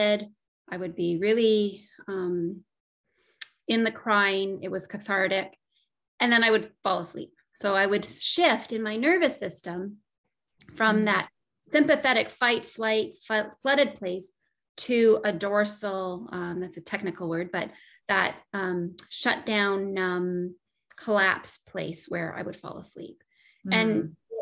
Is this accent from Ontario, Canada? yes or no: yes; Northern Ontario, Canada; I grew up in Northern Ontario and spent a lot of time in nature.